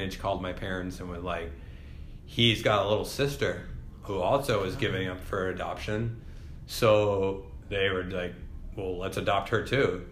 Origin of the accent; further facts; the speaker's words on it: Mount Vernon, Maine, United States; also born or lived in India / Orono, Maine / Portland, Maine; I grew up here in Maine. So I was born in India, adopted when I was 3 years old, and I've lived in Maine ever since.